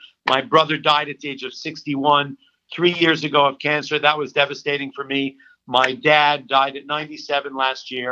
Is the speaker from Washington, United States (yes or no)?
no; New York City, New York, United States; I grew up on the Upper West Side to a privilege